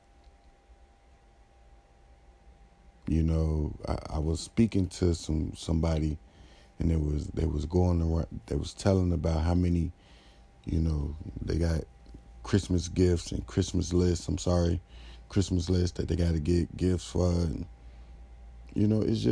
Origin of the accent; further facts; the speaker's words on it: Chicago, Illinois, United States; I was very happy as a Chicagoan and as a Bulls fan